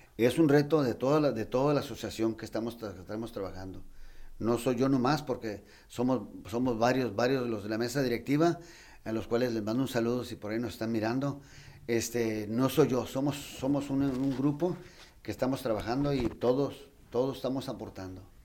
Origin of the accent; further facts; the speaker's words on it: Tijuana, Baja California, Mexico; Yo soy nacido aquí en Tijuana, nací 66 años ya, bendito Dios. este, y yo he visto la transformación de todo Tijuana